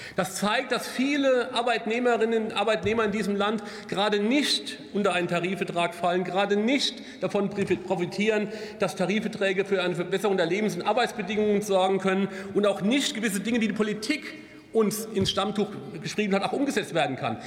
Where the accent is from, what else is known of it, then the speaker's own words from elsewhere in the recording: Kaiserslautern, Rhineland-Palatinate, Germany; Ich komme aus Kaiserslautern